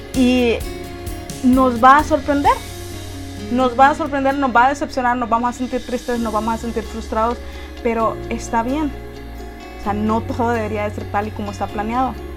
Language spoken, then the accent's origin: Spanish; Honduras; en nuestra forma de hablar, los hondureños